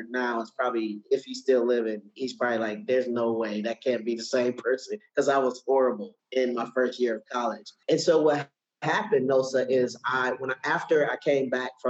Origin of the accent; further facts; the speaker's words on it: Milwaukee, Wisconsin, United States; moved away as an adult; now in Atlanta, United States; I grew up in Milwaukee, Wisconsin. I live in Atlanta, Georgia now.